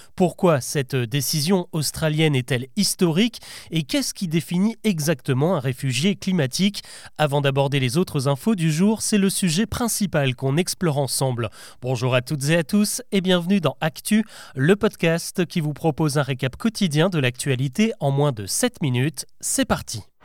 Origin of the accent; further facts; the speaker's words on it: France; Chez nous, en France